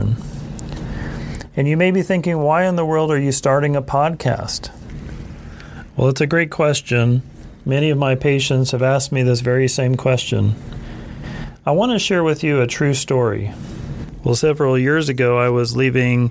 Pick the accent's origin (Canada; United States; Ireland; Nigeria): United States; Tulsa, Oklahoma; also born or lived in Rochester, Minnesota; My background is that I was raised in Tulsa, Oklahoma.